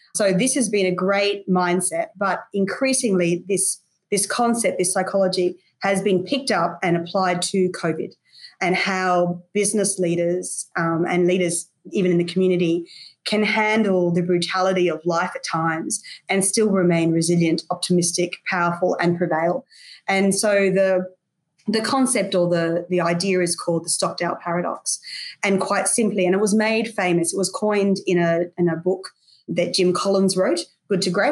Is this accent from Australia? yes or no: yes; Brisbane, Queensland, Australia; Brisbane, which is my hometown.